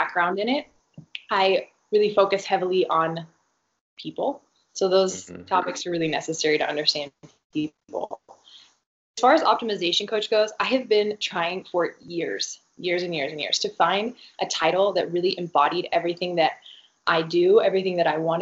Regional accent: West Texas, United States; moved away as an adult; also born or lived in Lubbock, Texas / Dallas, Texas; I grew up in West Texas in a really small town, ran from there to a slightly larger town called Lubbock, Texas

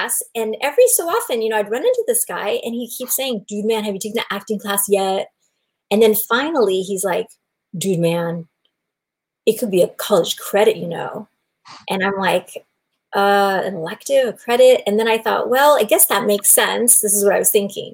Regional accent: Bay Area, Silicon Valley, Northern California, United States; I grew up in Northern California in the Bay Area, Silicon Valley

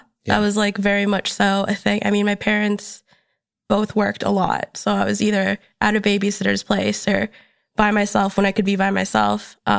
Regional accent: Minnesota, United States; moved away as an adult; now in Chicago, United States; My parents are from the Philippines. Okay. I was born in Minnesota, so I was born in the States.

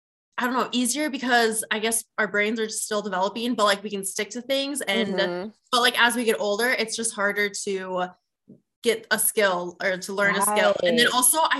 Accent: Vermillion, South Dakota, United States; moved away as an adult; also born or lived in Brookings, South Dakota; now in Sioux Falls, United States; I currently live in Sioux Falls, South Dakota, and I grew up in Vermilion, which is like an hour south

